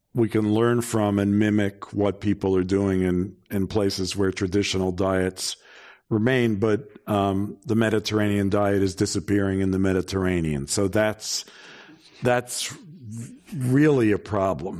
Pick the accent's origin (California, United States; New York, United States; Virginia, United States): New York, United States; I'm from New York